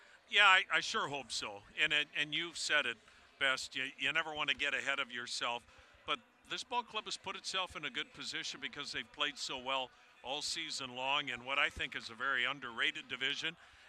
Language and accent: English; Wisconsin, United States; moved away; I grew up on a dairy farm in Wisconsin, and I couldn't imagine even living in a city, much less getting off a dairy farm.